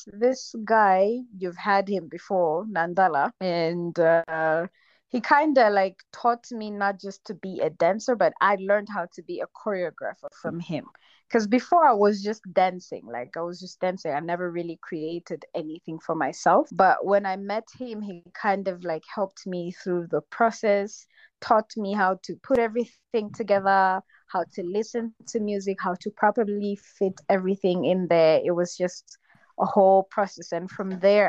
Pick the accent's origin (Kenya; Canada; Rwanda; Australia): Rwanda; moved away as an adult; also born or lived in China; I was born in Rwanda. I really love my country